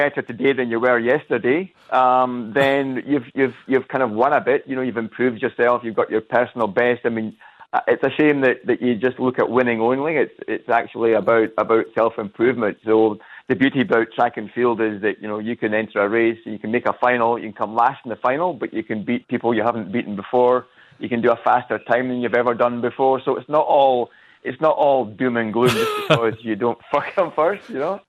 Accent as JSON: {"language": "English", "region": "Scotland", "country": "United Kingdom", "also_born_or_lived": "Cairns", "moved": "yes", "lives_now": "Australia", "said": "I'm from Scotland."}